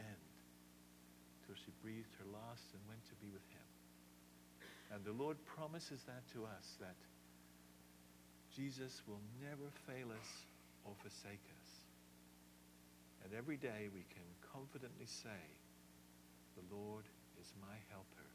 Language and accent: English; England, United Kingdom; now in United States; I love England from where I come. You can still hear it a bit in my accent. But I love the United States. This is my home, and I'm in the process of becoming a citizen.